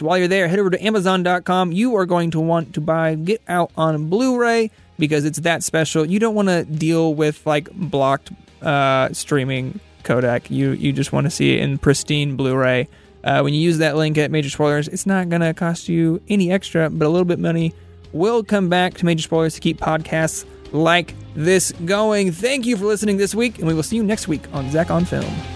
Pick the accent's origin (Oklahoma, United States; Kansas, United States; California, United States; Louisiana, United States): Kansas, United States; a white dude in his twenties growing up in Kansas